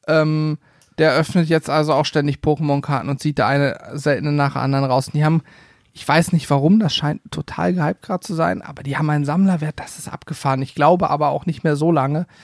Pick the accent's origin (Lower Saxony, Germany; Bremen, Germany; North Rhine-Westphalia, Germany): Lower Saxony, Germany; a village near Lehrte; bei uns in Lehrte. Das ist die größte Stadt so von meinem Dorf, wo ich aufgewachsen bin, in der Nähe